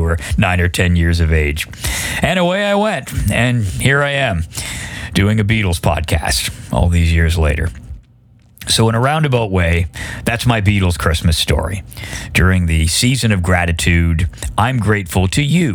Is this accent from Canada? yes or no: yes; Oshawa, Ontario, Canada; I grew up in Oshawa, Ontario, Canada